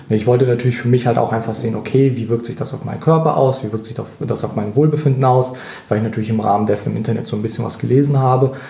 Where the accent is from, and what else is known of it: Russia; now in Germany